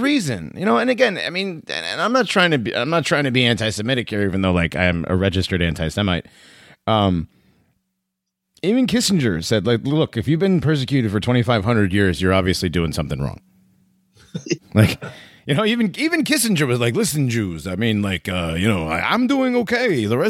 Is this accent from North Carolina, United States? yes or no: no; West Hartford, Connecticut, United States; I grew up near West Hartford, Connecticut.